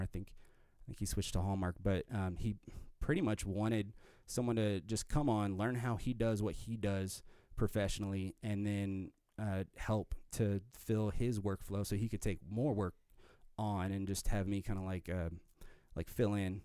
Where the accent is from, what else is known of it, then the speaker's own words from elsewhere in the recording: Arvada, Colorado, United States; moved away as an adult; I grew up in the Denver area, um, Arvada.